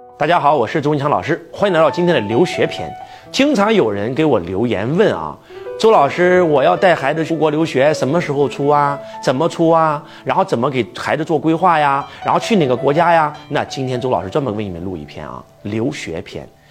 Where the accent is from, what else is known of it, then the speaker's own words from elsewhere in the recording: China; 像我们中国人一样